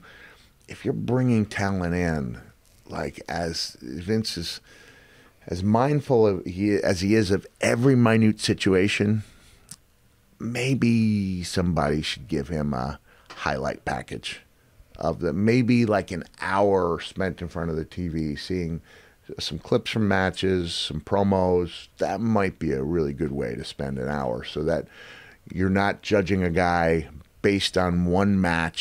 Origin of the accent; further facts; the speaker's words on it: Setauket, New York, United States; I was born in Setauket, which is the next town